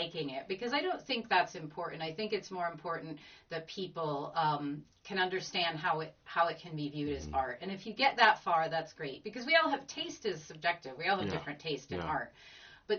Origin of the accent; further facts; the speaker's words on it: United States; moved away as an adult; also born or lived in Latvia; now in Laurencekirk, United Kingdom; my partner and I being American, and we're living in Scotland and Lawrence Kirk